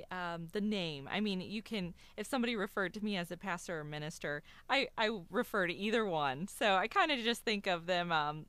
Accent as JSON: {"language": "English", "town": "Columbus", "region": "Ohio", "country": "United States", "tie": "born or raised there", "also_born_or_lived": "Cincinnati, Ohio / Springfield, Ohio", "lives_now": "Athens, United States", "said": "I'm from Cincinnati, Ohio. I grew up in Columbus."}